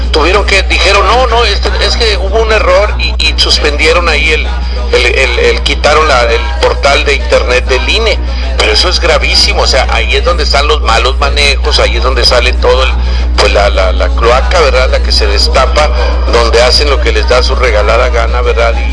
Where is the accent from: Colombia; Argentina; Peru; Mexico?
Mexico; Tamaulipas; also born or lived in Mexico City; yo soy nacido en el DF, pero soy criado en Tamaulipas, señor. Yo no soy chilango, señor.